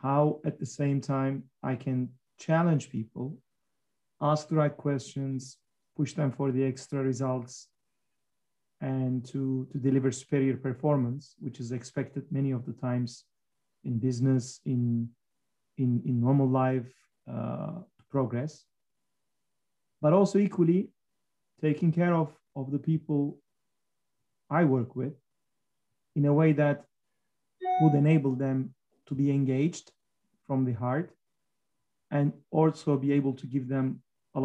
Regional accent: Giresun, Turkey; I'm speaking from my hometown, Giresun.

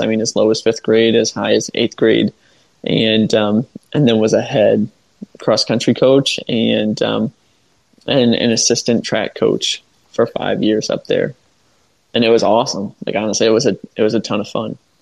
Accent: Fulton County, Northwest Ohio, United States; moved away as an adult; now in Sarasota, United States; growing up in Fulton County

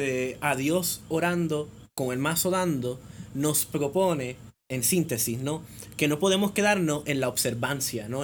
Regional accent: Puerto Rico

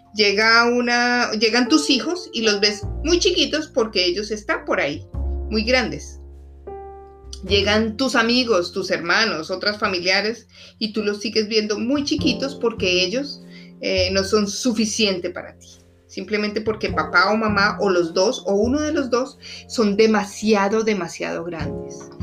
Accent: Colombia; moved away as an adult; now in Washington, D.C., United States; Soy colombiana además, pero vivo en Washington, D.C. ya hace 10 años.

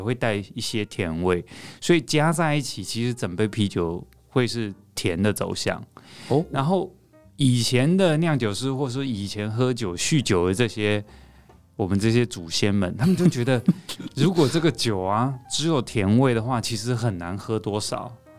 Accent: Taipei, Taiwan; 我是台北人

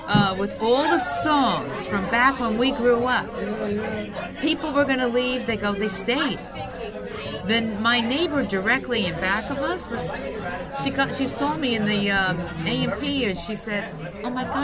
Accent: Hawthorne, United States; growing up in Hawthorne, as a lot of people know, you know, you go from kindergarten to eighth grade with the same kids

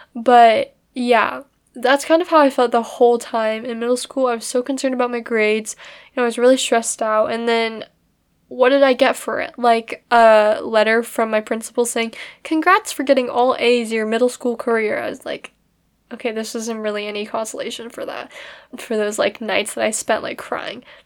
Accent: United States; I'm Chinese American

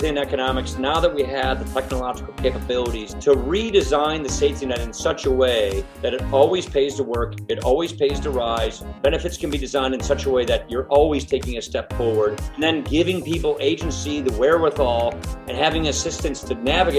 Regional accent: Wisconsin, United States

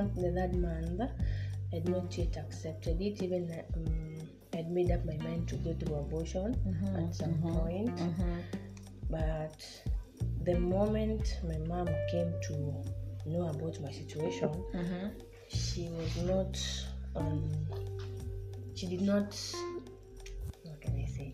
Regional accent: Kenya; I'm a Kenyan. I'm a Kalenjin

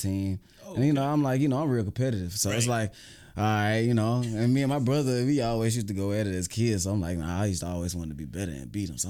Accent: Atlanta, Georgia, United States; I'm from the east side of Atlanta

